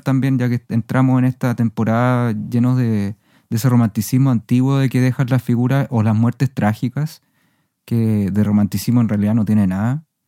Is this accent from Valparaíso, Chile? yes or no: yes; Viña del Mar, Valparaíso, Chile; Yo también crecí en Viña del Mar